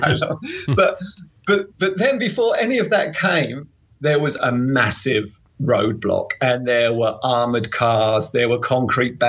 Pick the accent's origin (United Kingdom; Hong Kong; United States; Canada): United Kingdom; England; England, from England